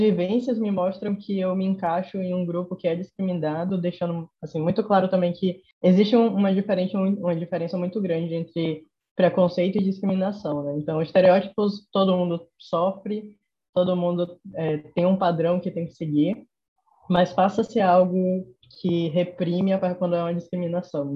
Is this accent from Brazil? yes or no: yes; Salvador, Bahia, Brazil; accent: Nordestino; eu notei que eu estava disfarçando muito meu sotaque para não notarem que eu era daqui